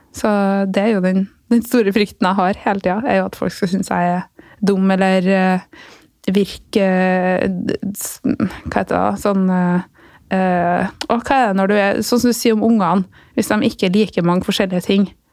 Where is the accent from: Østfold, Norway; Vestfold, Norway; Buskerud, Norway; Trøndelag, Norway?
Trøndelag, Norway; Flå; also born or lived in Sunnfjord; der jeg vokste opp